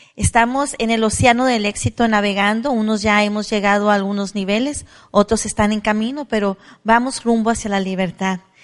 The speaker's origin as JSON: {"language": "Spanish", "country": "Mexico", "also_born_or_lived": "La Despensa de Zaragoza", "said": "Soy mexicana orgullosa, vengo de raza indígena maya que hablaba el dialecto mayo"}